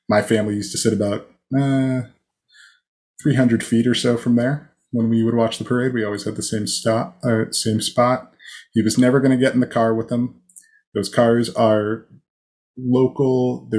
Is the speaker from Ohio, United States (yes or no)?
yes; Canton, Ohio, United States; moved away; I grew up in Canton, Ohio, so I'm very familiar with the Hall of Fame